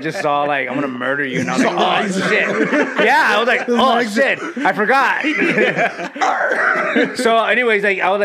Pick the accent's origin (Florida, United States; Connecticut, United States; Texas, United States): Texas, United States; Laredo; I'm from Laredo, Texas